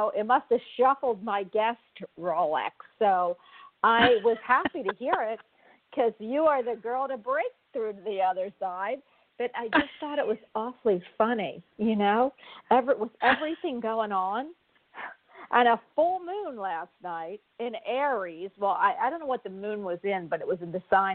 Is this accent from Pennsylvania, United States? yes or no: no; Florida, United States; I'm from Florida, and I am in Florida at the time